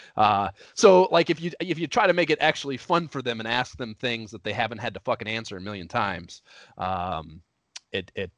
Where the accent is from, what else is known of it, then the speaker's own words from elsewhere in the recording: Oberlin, Ohio, United States; moved away as an adult; also born or lived in Columbus, Ohio / New York; now in Los Angeles, United States; We grew up in Oberlin, Ohio